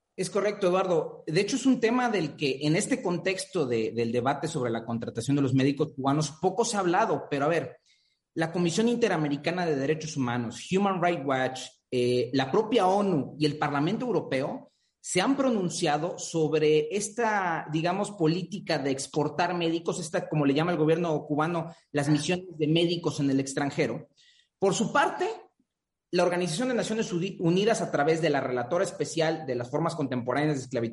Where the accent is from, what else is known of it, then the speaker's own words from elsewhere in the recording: Mexico; nuestro país